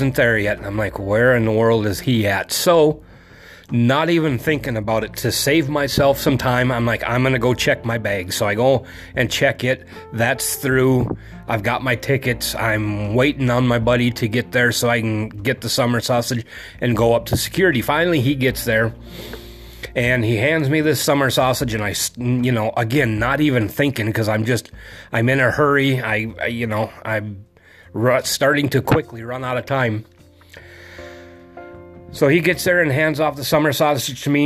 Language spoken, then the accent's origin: English; North Dakota, United States; moved away; I'm originally from North Dakota. All of my family is still there.